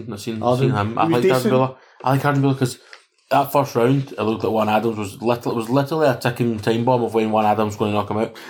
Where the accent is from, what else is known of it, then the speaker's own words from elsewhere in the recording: Canada; born there; I was born in Canada, so I take it back.